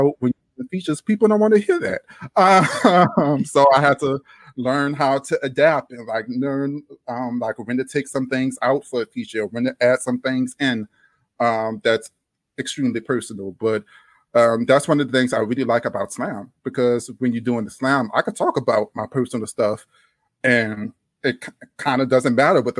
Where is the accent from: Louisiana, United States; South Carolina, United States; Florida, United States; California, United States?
Louisiana, United States; accent: Louisiana drawl; also born or lived in New Orleans; now in Austin, United States; this Louisiana drawl